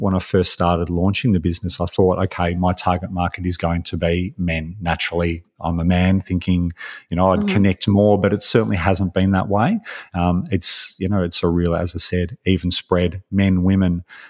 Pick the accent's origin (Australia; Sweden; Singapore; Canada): Australia; You know, I'm Australian. I've always lived in Australia. I've moved around a lot.